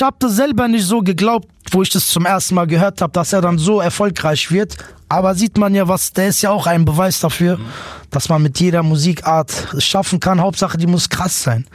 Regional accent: Offenbach am Main, Hesse, Germany; Ich bin geboren in Offenbach. Ich lebe immer noch da, immer noch in derselben Siedlung

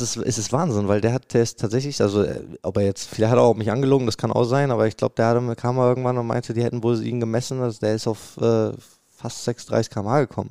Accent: Bremen, Germany; moved away as an adult; also born or lived in Cologne, Germany; now in Dortmund, Germany; ich bin ja ge geboren in Bremen

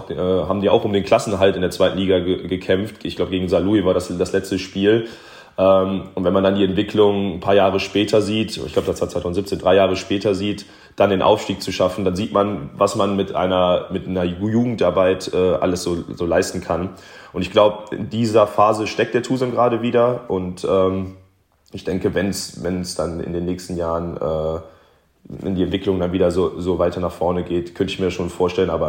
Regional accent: Wermelskirchen, North Rhine-Westphalia, Germany; born there; als gebürtiger Wermelskirchner, also ich, der, das Bergische Land ist mir nicht, nicht ganz fremd

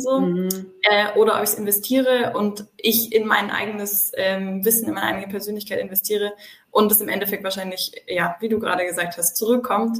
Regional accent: south of Munich, Bavaria, Germany; Ich komme aus dem Süden von München

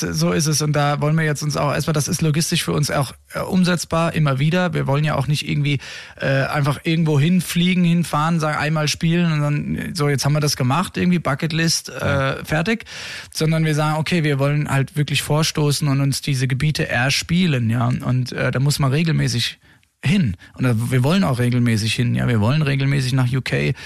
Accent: Rheingau, Hesse, Germany; wir kommen ja alle aus dem Rheingau, ursprünglich

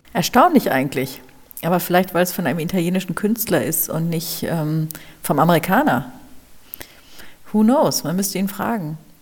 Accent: Hamburg, Germany; now in Berlin, Germany; Ich bin ja Hamburgerin

